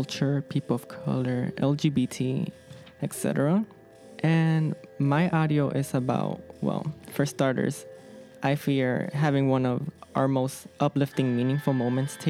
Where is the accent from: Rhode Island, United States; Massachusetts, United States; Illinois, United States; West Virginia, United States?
Illinois, United States; Chicago; I am from the Little Village neighborhood